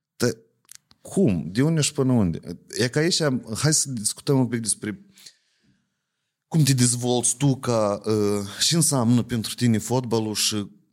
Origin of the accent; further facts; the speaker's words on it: Ocnița, Ocnița District, Moldova; eu sunt din Ocnița